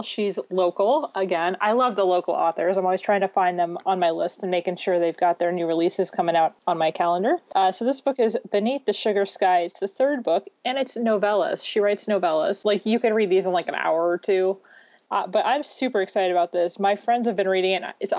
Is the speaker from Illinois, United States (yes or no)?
yes; Illinois, United States; I'm from Illinois.